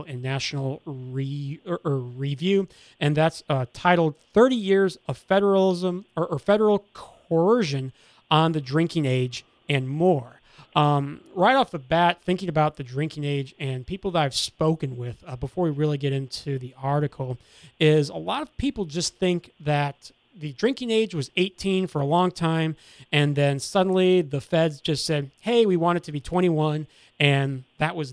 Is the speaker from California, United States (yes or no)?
no; Minnesota, United States; moved away; I am from Minnesota originally